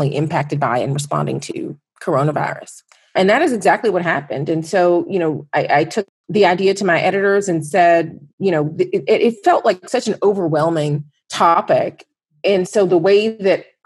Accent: Fairburn, Georgia, United States; I actually grew up right outside of Atlanta, about 20 miles south in a town called Fairburn

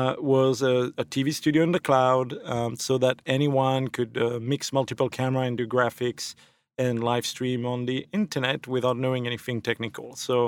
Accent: Belgium; moved away; So I'm originally from Belgium, now a thankful naturalized citizen.

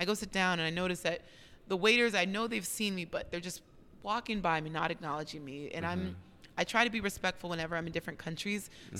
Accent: United States; realizing that I'm not a Black Brazilian, but that I'm an American.

